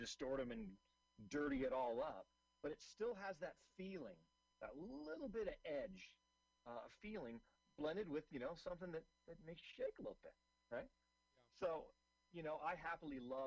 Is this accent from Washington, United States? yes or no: yes; Seattle, Washington, United States; I'm originally from Seattle.